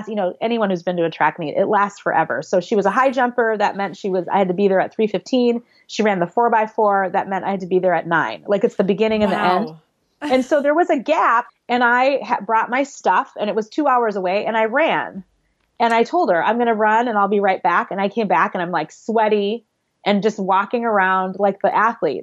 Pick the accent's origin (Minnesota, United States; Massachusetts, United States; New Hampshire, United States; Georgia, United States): Minnesota, United States; Minneapolis; I grew up in the Twin Cities, Minneapolis, St. Paul, in Minnesota